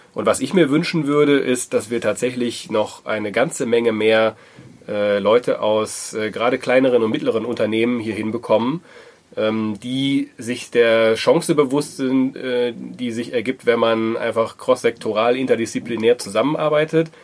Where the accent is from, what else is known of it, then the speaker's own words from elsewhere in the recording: Wuppertal, North Rhine-Westphalia, Germany; moved away as an adult; also born or lived in southern Germany; now in Dortmund, Germany; ich komme gebürtig aus Wuppertal, äh, wohne aber seit 13, 14 Jahren mittlerweile in Dortmund